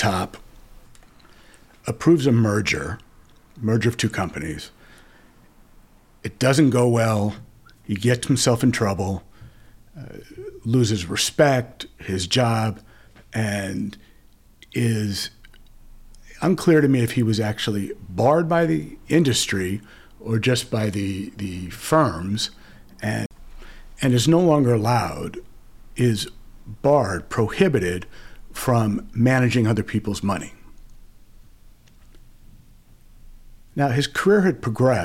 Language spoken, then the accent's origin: English; Los Angeles, California, United States; I grew up in Los Angeles, traveled, worked in a few different cities, but came back